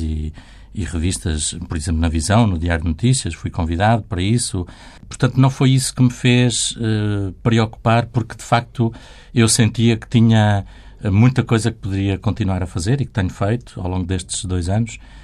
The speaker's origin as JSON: {"language": "Portuguese", "country": "Portugal", "tie": "born or raised there", "said": "Como nasci em Portugal, fui educado na tradição católica"}